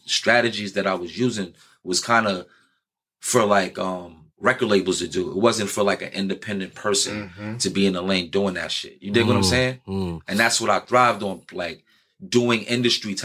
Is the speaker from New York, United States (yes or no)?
yes; New York City, New York, United States; I'm from New York City